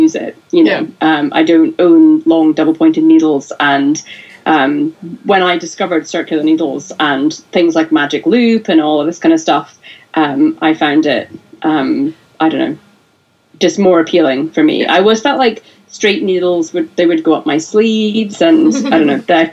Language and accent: English; Scotland, United Kingdom; moved away as an adult; now in United States; I'm from Scotland, but I married an American. So, you know, I live in America right now.